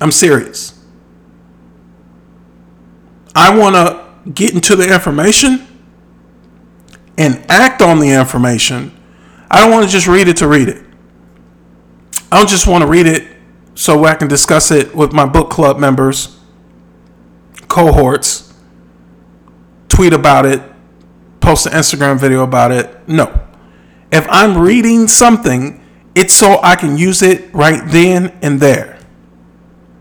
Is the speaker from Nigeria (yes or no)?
no; Midwest, United States; I'm from the Midwest.